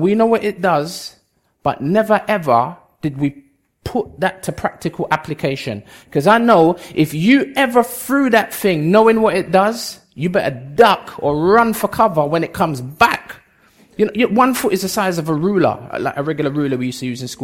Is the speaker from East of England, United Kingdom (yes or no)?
no; London, United Kingdom; also born or lived in Bedford / Jamaica; I was born in Bedford, grew up in London most of my life, spent a few years in Jamaica, came back when I was about 20, 21